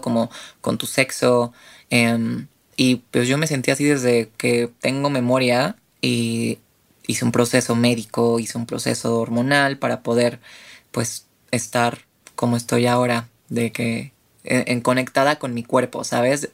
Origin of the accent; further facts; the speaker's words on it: Mexico City, Mexico; tengo 28 años, soy de la Ciudad de México